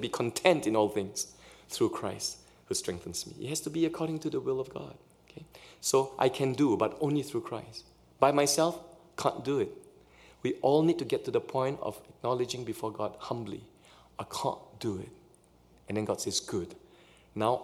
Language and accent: English; Singapore; also born or lived in Canada; now in Pasadena, United States; in Singapore where I grew up, we follow British English